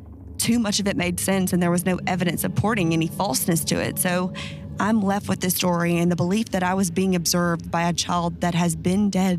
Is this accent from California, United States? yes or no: no; Louisiana, United States; I often sit and think of my time growing up outside of New Orleans. Living in a place of such diversity, both human and natural, is bound to create experiences that are unforgettable.